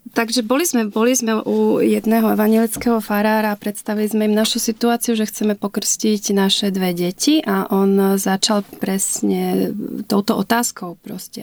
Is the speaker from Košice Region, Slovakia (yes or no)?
no; Liptov, Žilina Region, Slovakia; moved away as an adult; now in Berlin, Germany; narodila som sa na Liptove, Eh, v 70. rokoch a žila som tam v podstate až do maturity, čiže vyrastala som na Slovensku, som liptáčka srdcom a dušou.